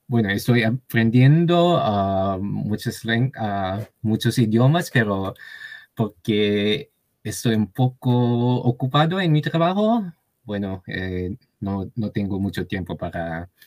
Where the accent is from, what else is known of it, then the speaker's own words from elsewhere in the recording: Japan; Spanish is a second language; now in Tokyo, Japan; soy japonés y vivo aquí en Tokio.